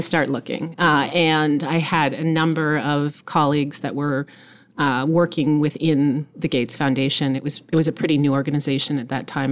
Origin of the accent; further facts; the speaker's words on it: Nova Scotia, Canada; moved away; I was born in Nova Scotia, so I'm Canadian. My mother's actually American, so I'm half Canadian, half American. And I grew up actually on a small farm in Nova Scotia.